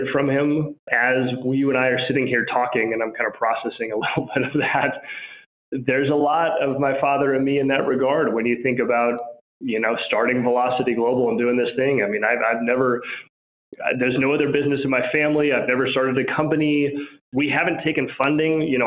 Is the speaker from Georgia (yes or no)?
no; Albuquerque, New Mexico, United States; also born or lived in Washington, D.C.; So I grew up in Albuquerque, New Mexico